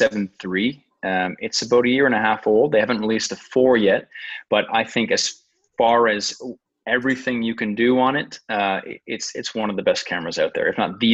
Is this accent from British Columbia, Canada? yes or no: no; New Brunswick, Canada; I'm from New Brunswick, which is right above Maine